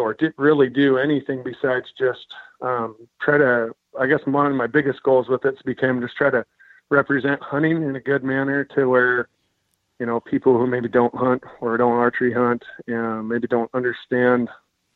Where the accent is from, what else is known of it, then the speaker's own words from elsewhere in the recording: Klamath Falls, Oregon, United States; I grew up in Klamath Falls, Oregon